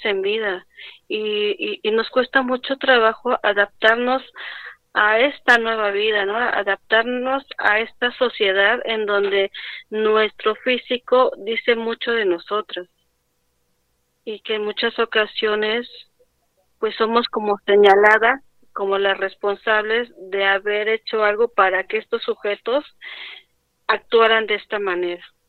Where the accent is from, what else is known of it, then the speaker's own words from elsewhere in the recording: Mexico City, Mexico; Soy de la Ciudad de México, de la alcaldía Xochimilco.